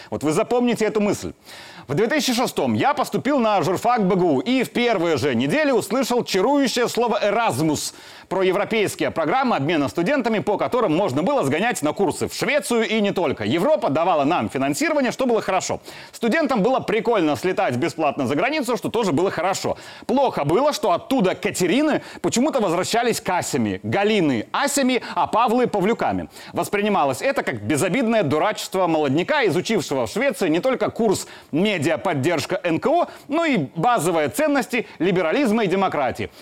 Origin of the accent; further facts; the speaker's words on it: Grodno Region, Belarus; Родом я из Гродненской области